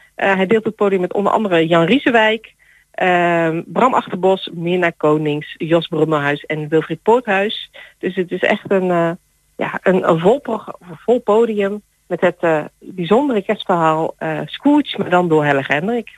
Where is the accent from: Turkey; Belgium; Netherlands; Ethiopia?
Turkey; accent: Turkish; mijn Turkse tongval